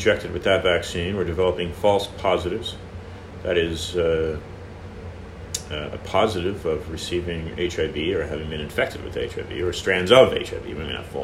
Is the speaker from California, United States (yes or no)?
yes; California, United States; also born or lived in Miami Beach, Florida; now in Florida, United States; I am broadcasting from Florida, but I am a California native